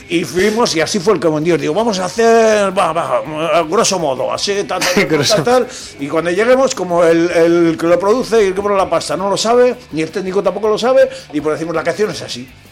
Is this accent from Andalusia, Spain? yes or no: no; Biscay, Basque Country, Spain; Parque Natural de Armañón, que está en la zona de Vizcaya, donde yo nací